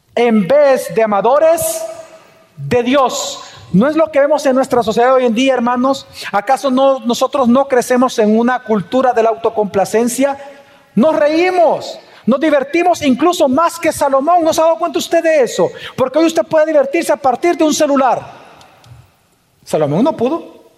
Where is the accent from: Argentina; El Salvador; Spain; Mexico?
El Salvador; como salvadoreños